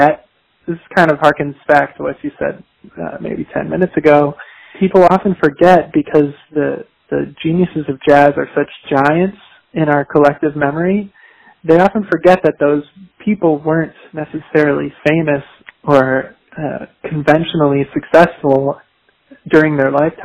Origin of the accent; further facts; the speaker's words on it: Chicago, Illinois, United States; I'm from the Midwest. I'm from Chicago, Illinois